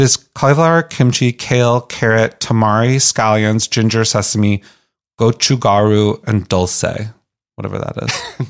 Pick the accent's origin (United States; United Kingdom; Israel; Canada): United States; Boston, Massachusetts; I'm from Boston